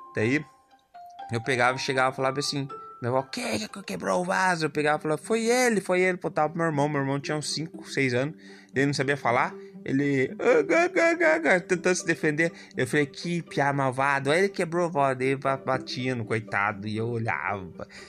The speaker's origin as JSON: {"language": "Portuguese", "town": "Telêmaco Borba", "region": "Paraná", "country": "Brazil", "tie": "born or raised there", "said": "eu nasci também aqui em Telêmaco"}